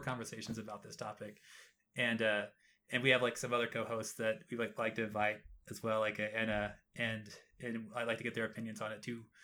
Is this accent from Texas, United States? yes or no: yes; Texas, United States; moved away; I was born and raised in Texas